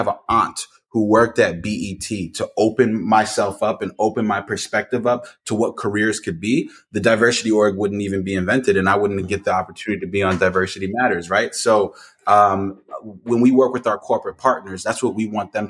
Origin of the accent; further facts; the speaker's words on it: New Jersey, United States; I am from New Jersey